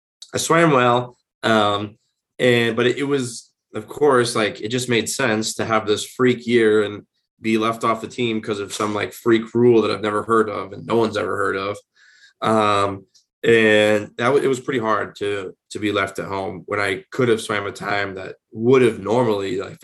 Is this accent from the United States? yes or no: yes; Springfield, Illinois, United States; moved away as an adult; also born or lived in North Carolina / Alabama; now in Arizona, United States; I went back to my hometown of Springfield, Illinois